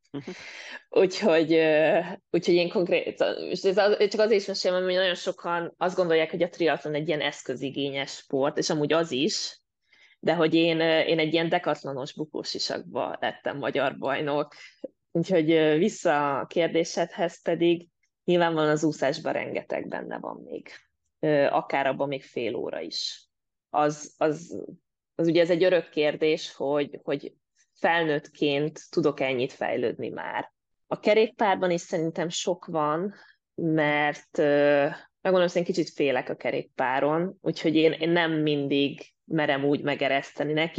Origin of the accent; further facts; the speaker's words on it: Mór, Fejér, Hungary; moved away as an adult; now in Denmark; a szülővárosomban én Móról származom